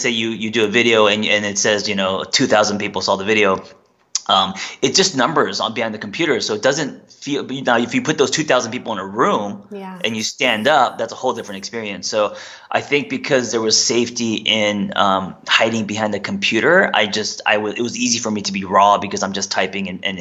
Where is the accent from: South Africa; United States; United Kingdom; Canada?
United States; also born or lived in South Korea; I was raised, I'm Korean American. Parents came here, you know, when I was 3